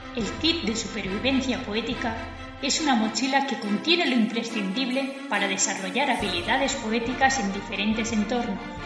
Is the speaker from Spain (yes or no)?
yes; Spain; yo soy española, quiero utilizar el español